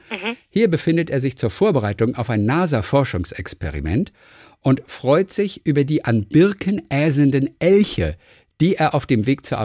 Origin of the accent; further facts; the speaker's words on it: Tübingen, Baden-Württemberg, Germany; Wir kommen somit auch beide aus Tübingen und sind beide dort geboren.